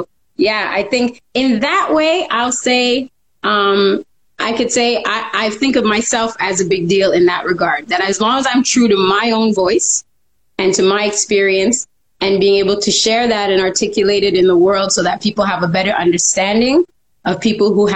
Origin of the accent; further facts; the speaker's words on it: Montreal, Quebec, Canada; also born or lived in Cartierville, Montreal / West Island, Montreal; moved to the West Island, where I grew up in a pretty multicultural setting